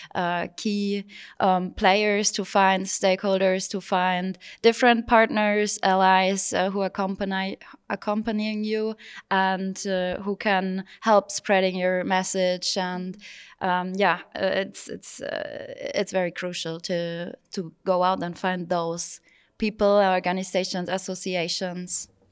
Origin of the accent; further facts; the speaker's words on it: Germany; from Germany